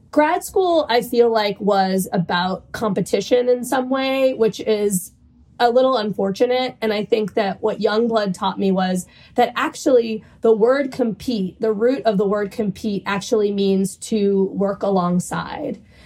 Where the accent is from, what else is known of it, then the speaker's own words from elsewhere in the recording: New Orleans, Louisiana, United States; moved away as an adult; also born or lived in London; now in New York, United States; I'm a proud Cuban American, and I grew up in New Orleans